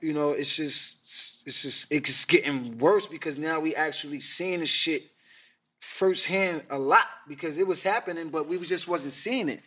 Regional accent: New York City, New York, United States; I was from Queens, but I was going to Manhattan

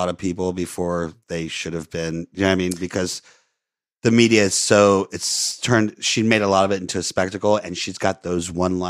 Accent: Florida, United States; I grew up in Florida.

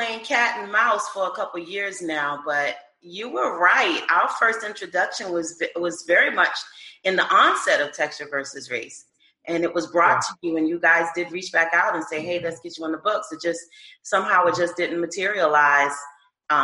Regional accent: Charleston, South Carolina, United States; moved away as an adult; now in Maryland, United States; South Carolina. I'm a Charleston girl, Southern by heart. Relocated to Maryland, close to you guys.

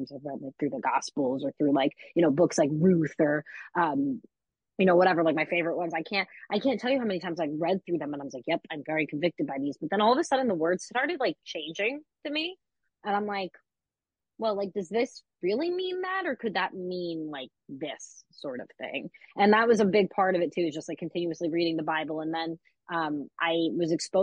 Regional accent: downstate New York, United States; I grew up in, downstate New York.

